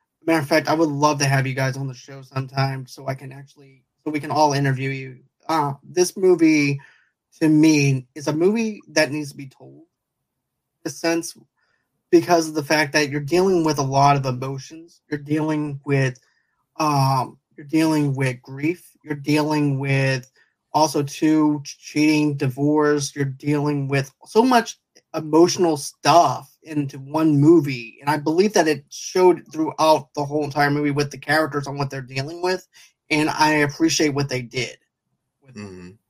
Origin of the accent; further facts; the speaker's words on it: Boston, Massachusetts, United States; I'm actually from Boston